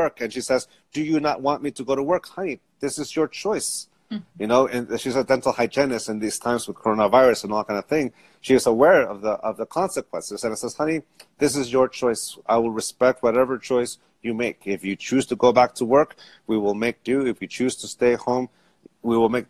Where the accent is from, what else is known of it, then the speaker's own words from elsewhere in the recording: San Diego, California, United States; I grew up Catholic. I grew up in San Diego